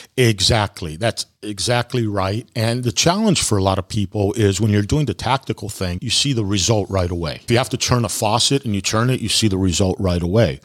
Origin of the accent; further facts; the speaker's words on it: California, United States; moved away; I grew up in California